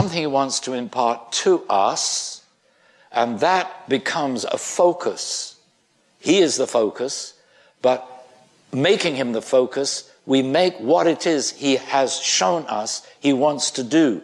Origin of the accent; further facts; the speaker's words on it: United Kingdom; I'm British.